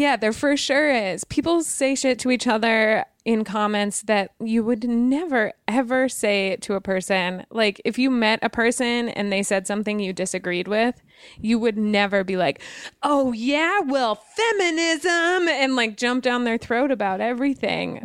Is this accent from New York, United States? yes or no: no; Wyoming, United States; I'm from Wyoming